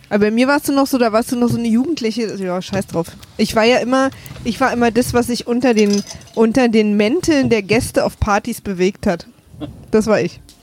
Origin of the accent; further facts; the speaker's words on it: Berlin, Germany; ich komme ja aus dem Prenzlauer Berg